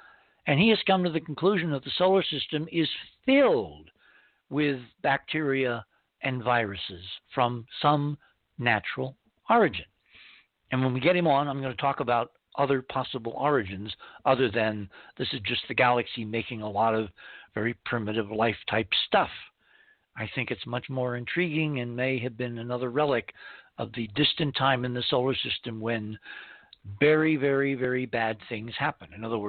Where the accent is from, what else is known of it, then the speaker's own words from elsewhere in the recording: Fair Lawn, New Jersey, United States; I grew up in Fairlawn, New Jersey, a great place in the early mid-60s with equal parts bucolic American suburbia and small-town Rockwellian pop culture ambiance.